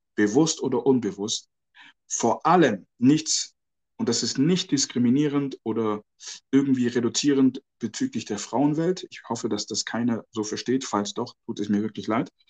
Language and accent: German; Ghana; moved away; ich bin ja auch aus Ghana ursprünglich